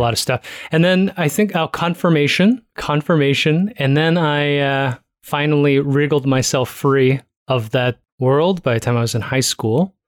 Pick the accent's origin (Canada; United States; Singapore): Canada; Toronto, Ontario; I was born in Toronto